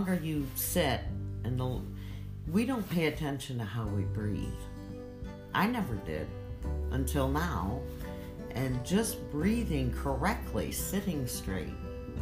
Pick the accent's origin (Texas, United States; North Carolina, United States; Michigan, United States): Michigan, United States; I'm from Michigan